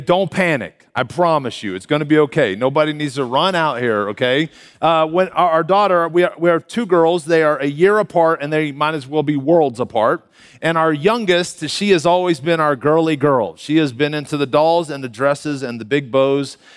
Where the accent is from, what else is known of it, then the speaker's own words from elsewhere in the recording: Canyon, Texas, United States; moved away as an adult; now in Denver, United States; I am a native Texan, born and raised in Canyon, Texas, just up the road here